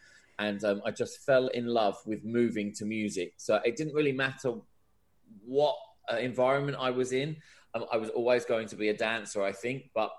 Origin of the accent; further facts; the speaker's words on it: Ipswich, East of England, United Kingdom; accent: Australian twang; Despite the weird sort of Australian twang that I have to my accent, I'm actually from Ipswich.